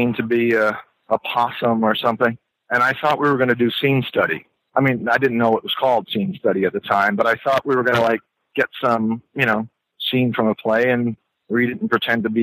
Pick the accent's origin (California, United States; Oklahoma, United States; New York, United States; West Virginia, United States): New York, United States; New York City; I grew up in New York City in Manhattan